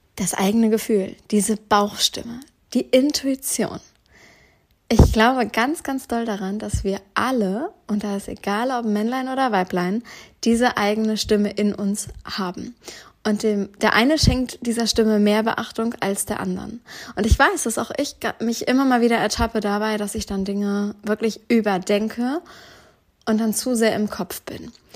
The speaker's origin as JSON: {"language": "German", "region": "Northern Germany", "country": "Germany", "tie": "born or raised there", "also_born_or_lived": "Duisburg", "said": "Einmal im Norddeutschland in meiner eigentlichen Heimat, wo ich herkomme, wo meine ganze Family lebt"}